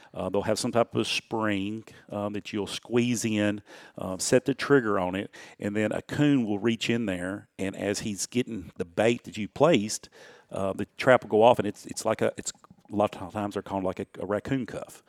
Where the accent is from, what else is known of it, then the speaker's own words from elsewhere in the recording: Houston County, Tennessee, United States; I grew up in Houston County, not far from here